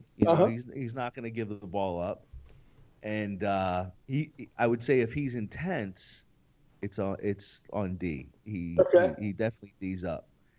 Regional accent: Pittsburgh, Pennsylvania, United States; I'm from Pittsburgh.

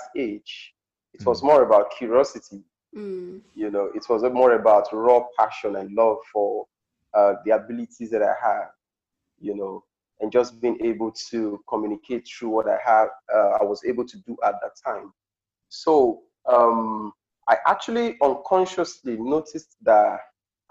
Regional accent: Delta, Nigeria; also born or lived in Auchi, Edo State; I'm traditionally from Delta State, Nigeria, the southern part of Delta State. I grew up in my local community in the rural environments

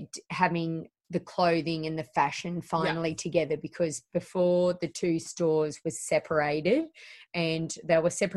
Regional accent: Penrith, New South Wales, Australia; We just live in Weston. We're just from Penrith.

